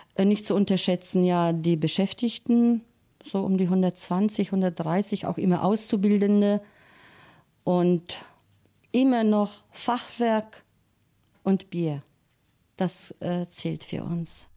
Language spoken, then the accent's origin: German; Einbeck, Lower Saxony, Germany; wir kommen aus Einbeck